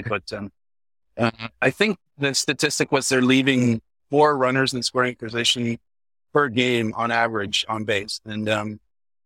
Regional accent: London, Ontario, Canada; now in New York, United States; I grew up in London, Ontario, halfway between Toronto and Detroit.

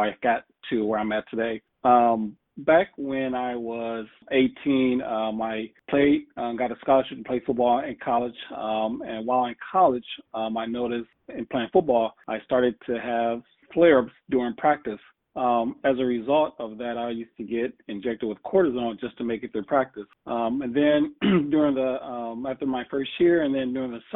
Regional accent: Toledo, Ohio, United States; And I'm from Toledo

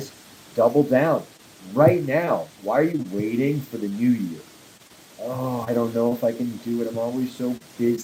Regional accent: Nantucket, Massachusetts, United States; also born or lived in Wrentham, Massachusetts; now in Castle Rock, United States; I am from Nantucket Islands. Well, Wrentham, Mass, if you want to get specific, but I really grew up on Nantucket Island

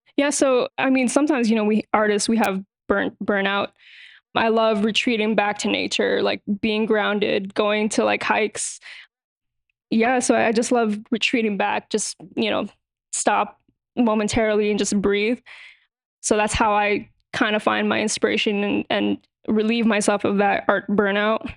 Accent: New York City, New York, United States; born and raised in New York City

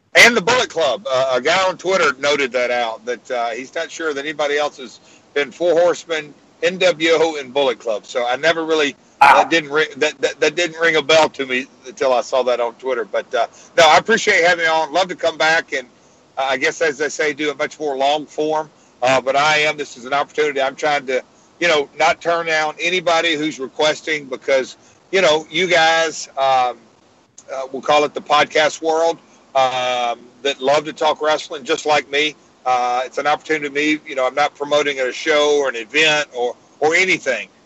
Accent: Nashville, Tennessee, United States; my hometown of Nashville.

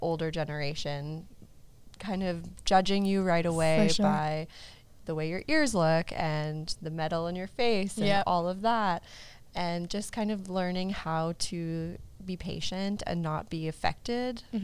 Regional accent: Moose Jaw, Saskatchewan, Canada; now in Saskatoon, Canada; I've been living in Saskatoon for about 12 years. I'm originally from Moose Jaw, Saskatchewan girl.

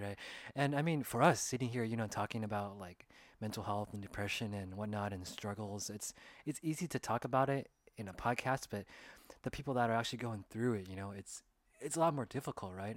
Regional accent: California, United States; we're both Asian American and we grew up in California

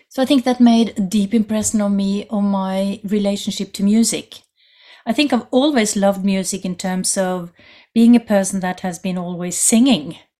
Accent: Norway; I come from Norway

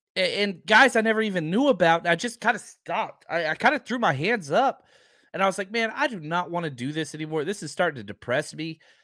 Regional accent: Texas, United States; I'm from Texas

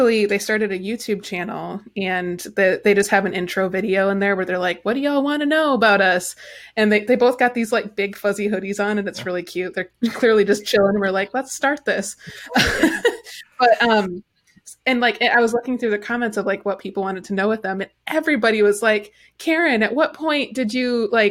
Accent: Midwest, United States; I'm from the Midwest

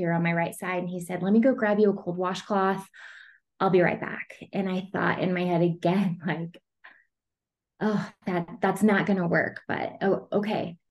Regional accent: Amarillo, Texas, United States; now in Colorado Springs, United States; I'm from Texas, but I live in Colorado Springs.

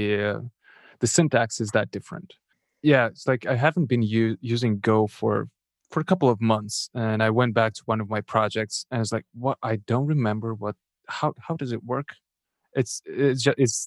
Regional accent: Moldova; first language Russian; English is a second language; moved away; my first language is Russian, but since I'm from Eastern Europe, Moldova

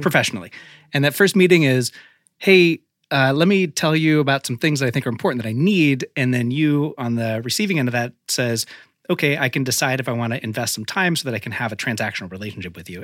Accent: Oregon, United States; moved away as an adult; also born or lived in Los Angeles; now in Marin County, United States; I grew up in Oregon, and for me, growing up in Oregon and going to school in Los Angeles

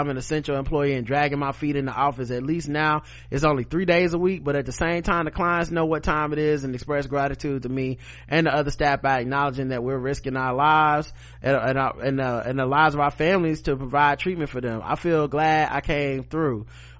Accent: South Carolina, United States; moved away as an adult; now in Ogden, United States; I'm a middle-aged brother, born and raised in South Carolina, currently living and teaching in Ogden, Utah. I haven't moved out here with my family in 2015.

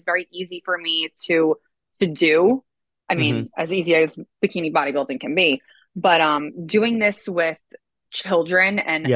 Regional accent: New Jersey, United States; also born or lived in Manhasset, Long Island, New York; I was born in New York and then we moved to Jersey when I was, I think, four.

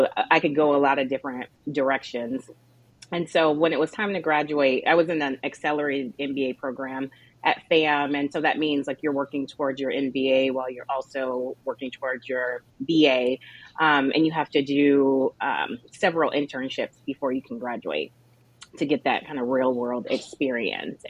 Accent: Atlanta, Georgia, United States; also born or lived in Tallahassee, Florida; I'm from Atlanta.

